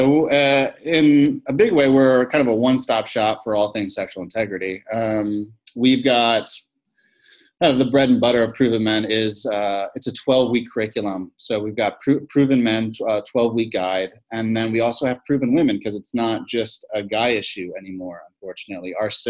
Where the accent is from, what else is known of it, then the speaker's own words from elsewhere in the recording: Philippines; born there; I am a missionary kid. I was born in the Philippines, three sisters, two older, one younger, dad, a lot of ministry